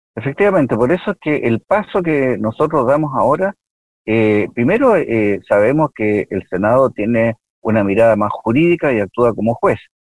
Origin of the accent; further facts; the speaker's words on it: Villa Alemana, Valparaíso, Chile; yo efectivamente soy de Villa Alemana, yo eh, viví en Villa Alemana, estudié en el Liceo de Villa Alemana seis años